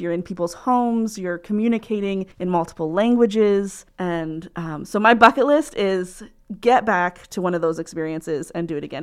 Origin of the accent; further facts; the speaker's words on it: Muncie, Indiana, United States; also born or lived in New Hampshire; I'm from here, um, in Muncie. uh, Indiana